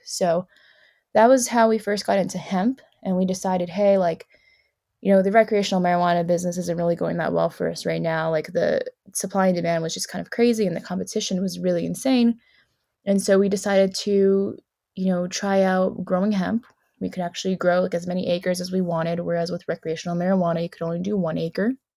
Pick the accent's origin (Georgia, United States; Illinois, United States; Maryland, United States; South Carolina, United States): South Carolina, United States; moved away as an adult; I grew up in South Carolina near the beach